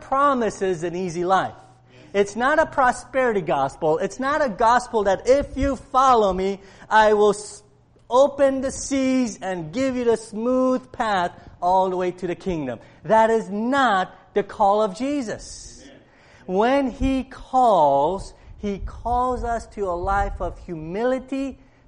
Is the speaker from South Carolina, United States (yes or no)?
no; Cleveland, Ohio, United States; I grew up in Cleveland, and I'm a Browns fan